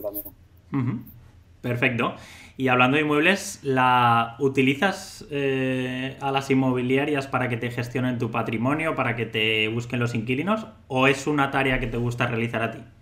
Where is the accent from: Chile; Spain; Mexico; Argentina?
Spain; Valencia, Valencian Community; Los dos somos, somos de Valencia